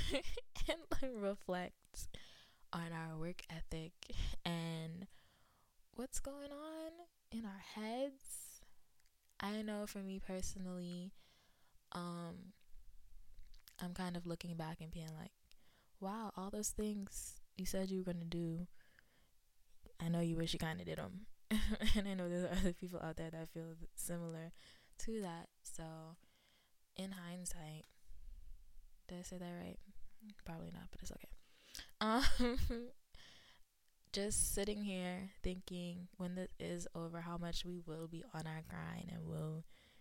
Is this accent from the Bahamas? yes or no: yes; Nassau, New Providence, Bahamas; moved away as an adult; now in Tennessee, United States; I was raised in Nassau, Bahamas. And I have lived in Tennessee since July of 2013.